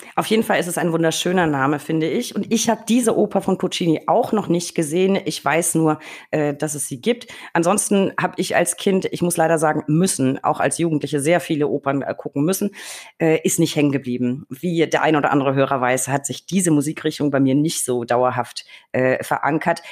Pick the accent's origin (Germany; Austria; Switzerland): Germany; Franconia, Bavaria; Ich komme ja aus Franken